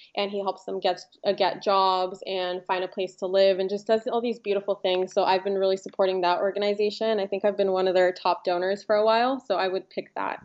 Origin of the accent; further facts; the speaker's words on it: Los Angeles, California, United States; also born or lived in Ukraine; I grew up in Los Angeles